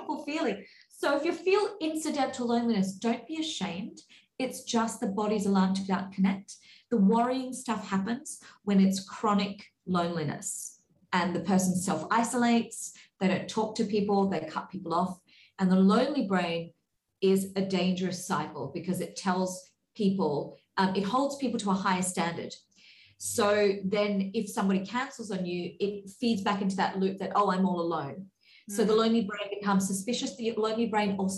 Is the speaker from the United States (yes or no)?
no; Australia; moved away; When I was recently back in Australia over the pandemic, over that 2 years, I had made friends online with a whole bunch of girls in my hometown